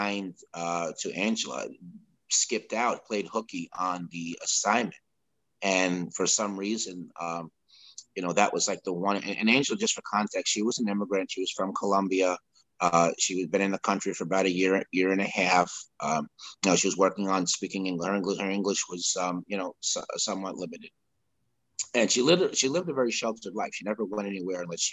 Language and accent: English; Peekskill, New York, United States; also born or lived in Sleepy Hollow, New York; I grew up in Peekskill, which was a short 20 minutes north of there in the same county, in Westchester County, New York.